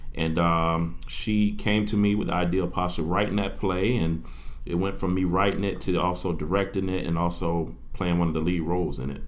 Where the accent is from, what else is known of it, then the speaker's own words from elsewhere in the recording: Orlando, Florida, United States; I'm from Orlando, Florida. I'm an Evans High School graduate, class of 2000